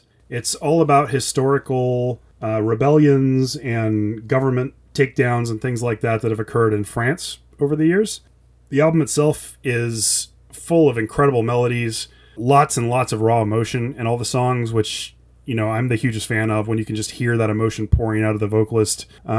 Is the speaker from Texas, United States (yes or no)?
yes; Texas, United States; I grew up in America where they only teach you about American history and Texas history.